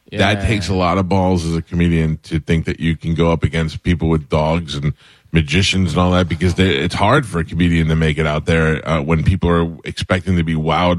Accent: New York, United States; now in Florida, United States; I grew up in New York.

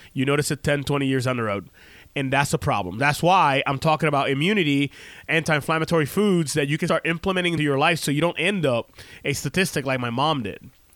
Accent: Puerto Rico; moved away; we grew up in Puerto Rico

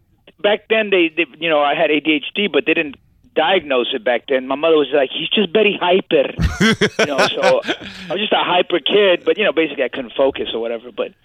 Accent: Staten Island, New York, United States; I want to talk to you, John. I'm here from Staten Island here.

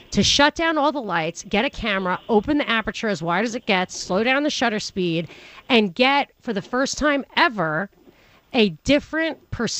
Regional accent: New York, United States; I grew up in New York

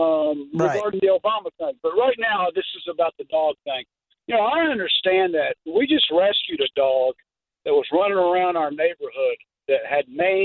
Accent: Eastern Kentucky, United States; I come from Eastern Kentucky

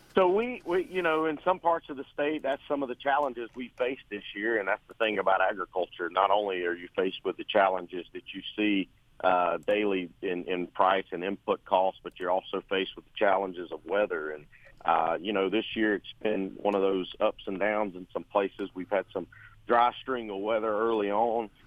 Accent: Ocilla, Georgia, United States; I'm from Osceola, Irwin County, born and raised down here on a family farm

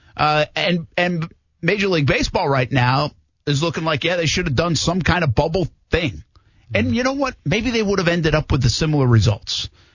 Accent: Rhode Island, United States; moved away; I'm from Rhode Island. I mean, it was Providence.

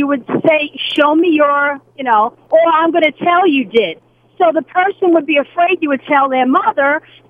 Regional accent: Brooklyn, New York, United States; When I grew up in Brooklyn, we played spin the bottle

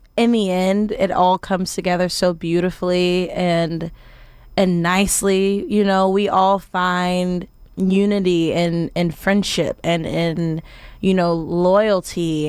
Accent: Arkansas, United States; moved away as an adult; also born or lived in Memphis, Tennessee / Tennessee; born in Memphis, raised in Arkansas, went to school in Tennessee

